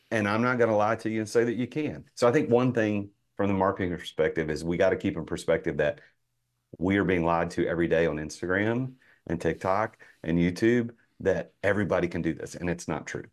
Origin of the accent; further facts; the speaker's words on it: Nashville, Tennessee, United States; I'm from Nashville